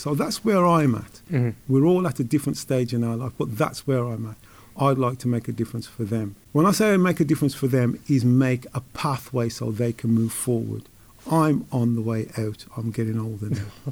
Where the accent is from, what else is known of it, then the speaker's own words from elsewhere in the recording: Wolverhampton, West Midlands, United Kingdom; As a lad growing up in Wolverhampton